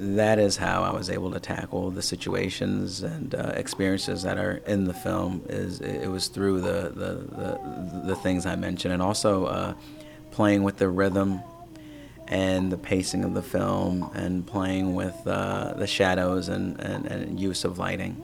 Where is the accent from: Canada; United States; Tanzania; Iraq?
Tanzania; my home country of Tanzania